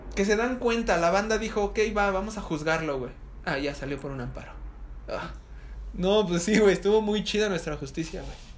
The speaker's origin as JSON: {"language": "Spanish", "town": "Ecatepec", "region": "State of Mexico", "country": "Mexico", "said": "soy de Catepec."}